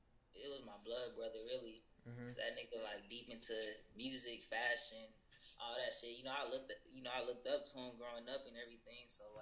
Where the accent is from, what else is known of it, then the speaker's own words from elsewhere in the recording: Houston, Texas, United States; I'm from Houston, Texas. The dirty south. I'm from the southwest side, Ailey.